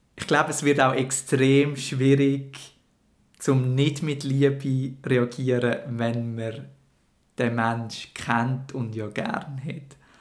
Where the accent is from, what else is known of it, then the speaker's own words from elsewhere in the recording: Schwyz, Switzerland; bin ohne Internet dazu aufgewachsen und im Kanton Schweiz